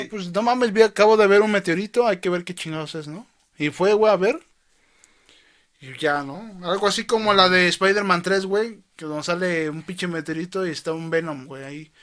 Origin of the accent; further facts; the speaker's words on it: Mexico; Soy mexicano